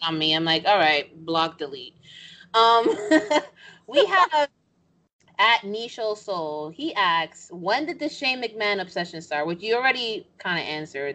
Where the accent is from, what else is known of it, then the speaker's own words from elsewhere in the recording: New York, United States; I'm from New York. I'm Dominican